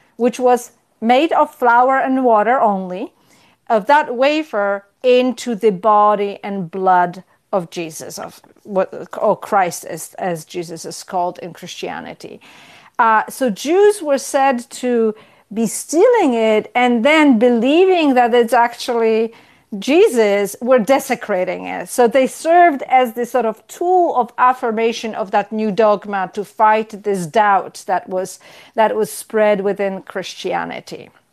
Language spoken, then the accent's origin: English; Poland; moved away as an adult; also born or lived in Israel; now in United States; I grew up in Poland, in communist Poland